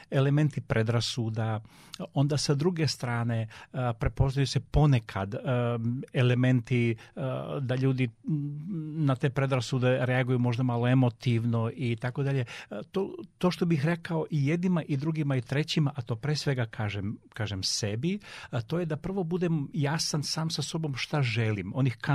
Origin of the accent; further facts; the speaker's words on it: Serbia; Um, mi kao Srbi smo specifičan um, narod, moram to, moram to reći, ali u najpozitivnijem smislu e, i zbog temperamenta, zbog kreativnosti, zbog snalažljivosti.